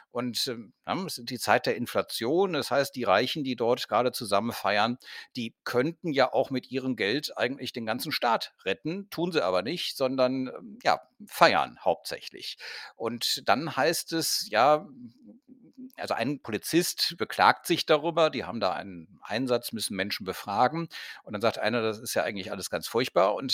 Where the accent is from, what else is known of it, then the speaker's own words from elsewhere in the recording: Cologne, North Rhine-Westphalia, Germany; also ich komme aus Köln. Wir haben beispielsweise den Kölnberg, wir haben äh, Chorweiler